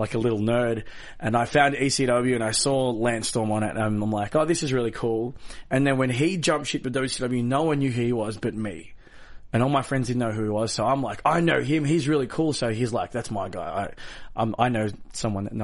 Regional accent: Australia; I was born in Australia

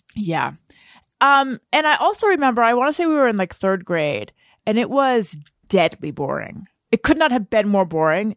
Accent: Southern California, United States; I grew up in Southern California

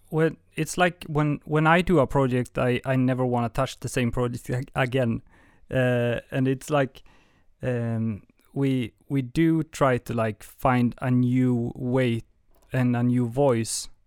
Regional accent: southern Sweden, Sweden; moved away as an adult; now in Stockholm, Sweden; I'm from down south.

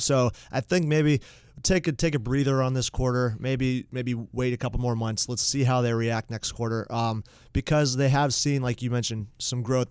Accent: Mooresville, North Carolina, United States; growing up in Mooresville, North Carolina

